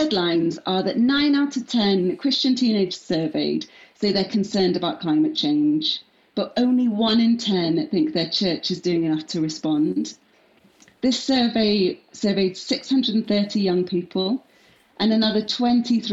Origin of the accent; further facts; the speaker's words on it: Manchester, North West England, United Kingdom; moved away as an adult; also born or lived in Leeds / London; now in Cardiff, United Kingdom; I grew up in Manchester, went to university in Leeds, worked in London for a bit, and now I live in my favourite city of Cardiff.